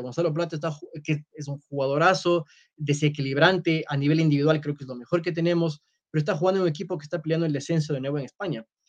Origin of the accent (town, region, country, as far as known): Ecuador